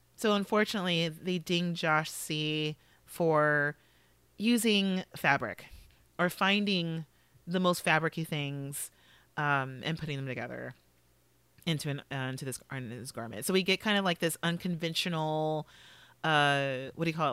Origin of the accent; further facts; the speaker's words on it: Los Angeles, California, United States; now in East Coast, United States; I grew up in Los Angeles